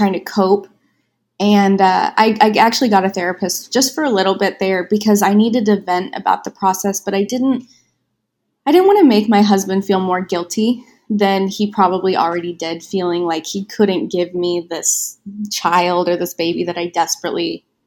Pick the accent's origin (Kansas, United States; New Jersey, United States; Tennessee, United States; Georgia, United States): Kansas, United States; Wichita; moved away as an adult; now in California, United States; my hometown is in Wichita, Kansas